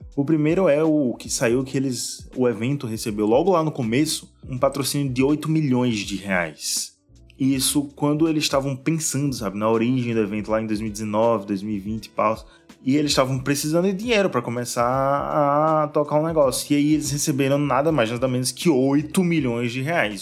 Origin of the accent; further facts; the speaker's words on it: Aracaju, Sergipe, Brazil; eu sou da Aracaju